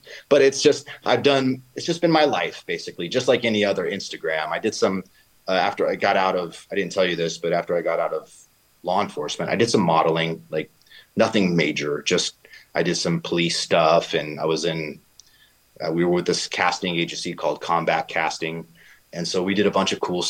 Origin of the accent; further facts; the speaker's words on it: Los Angeles, California, United States; also born or lived in Van Nuys, California; now in Santa Clarita, United States; I was raised in Northridge.